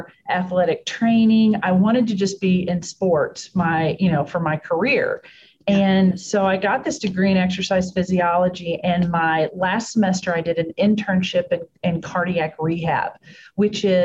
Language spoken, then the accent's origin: English; Texas, United States; now in Pittsburgh, United States; Born and raised in Texas.